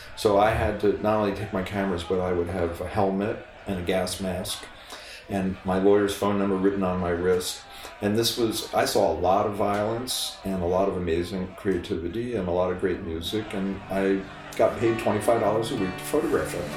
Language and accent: English; New York City, New York, United States; I come from New York City, Manhattan, the Upper East Side, and um, I was pretty good at taking photographs. And I was going to the Bronx High School of Science